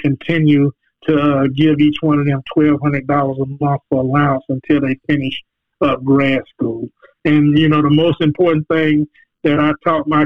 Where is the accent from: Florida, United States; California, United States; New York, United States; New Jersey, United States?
Florida, United States; Jacksonville; I grew up in the Brentwood Project in Jacksonville, Florida.